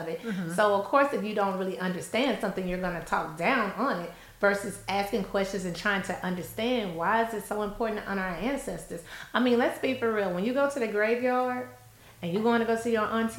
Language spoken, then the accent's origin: English; Louisiana, United States; I'm from Louisiana